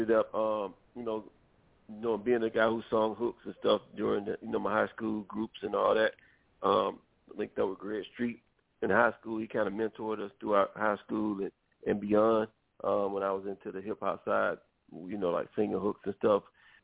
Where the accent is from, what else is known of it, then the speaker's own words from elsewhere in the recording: Rockmart, Georgia, United States; moved away as an adult; now in Atlanta, United States; I come from Rocktown, Georgia. It's like 40 miles outside of Atlanta. I reside out of Atlanta. Been in Atlanta forever, basically